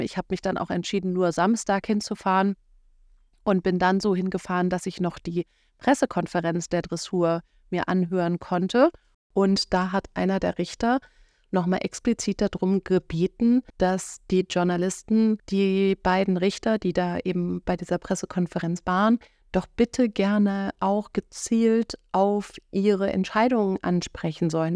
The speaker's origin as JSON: {"language": "German", "region": "Schleswig-Holstein", "country": "Germany", "said": "hier oben bei uns in Schleswig-Holstein"}